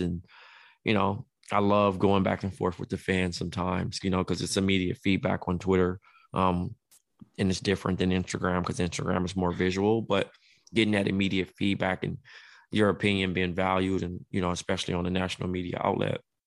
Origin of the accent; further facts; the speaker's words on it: Los Angeles, California, United States; I'm from Los Angeles, California, home of the pros